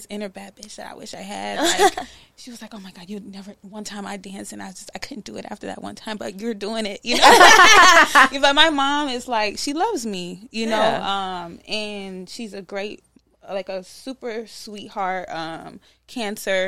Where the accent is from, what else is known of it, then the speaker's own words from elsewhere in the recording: Charlotte, North Carolina, United States; also born or lived in Iowa; I was raised in North Carolina